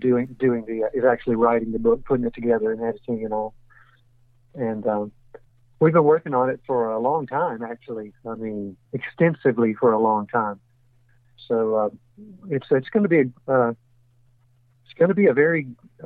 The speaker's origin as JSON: {"language": "English", "town": "Jackson", "region": "Mississippi", "country": "United States", "tie": "born or raised there", "also_born_or_lived": "Pearl, Mississippi", "said": "I was born in Jackson, Mississippi, and I was raised just in the suburbs in an area that was actually part of Jackson until I was 12 years old"}